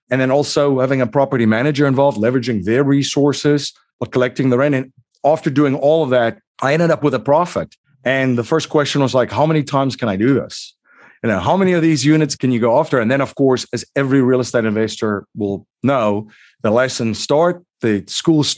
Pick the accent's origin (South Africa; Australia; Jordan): South Africa; moved away as an adult; now in United States; I'm originally from South Africa. I came to the US, boy, it's almost 22 years ago.